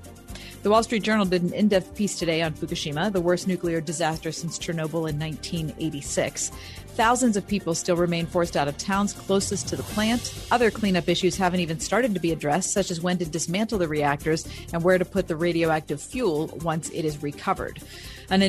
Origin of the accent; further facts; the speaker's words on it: Chautauqua Lake, New York, United States; moved away; I grew up on Chautauqua Lake in New York